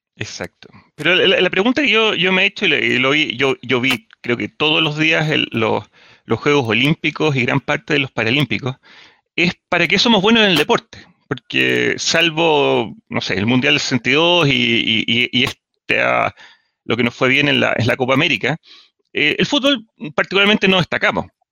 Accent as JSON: {"language": "Spanish", "country": "Chile", "said": "qué ricos somos chilenos"}